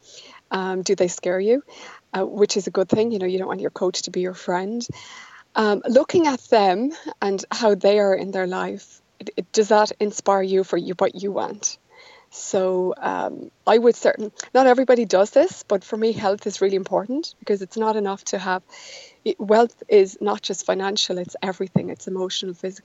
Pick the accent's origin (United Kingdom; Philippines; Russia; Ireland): Ireland; I grew up in Ireland, which is where I still live